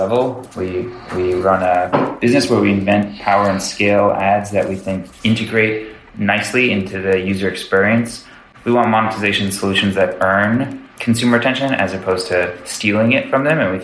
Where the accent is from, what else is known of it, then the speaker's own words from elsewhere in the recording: Westchester County, New York, United States; moved away as an adult; also born or lived in Chicago; I grew up in Westchester County, which is a relatively affluent part of suburb of New York City